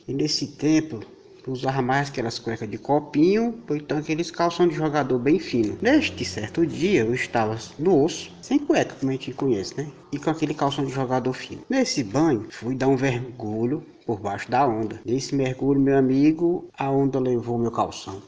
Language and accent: Portuguese; Fortaleza, Ceará, Brazil; now in Pacatuba, Brazil; sou natural de Fortaleza, mas moro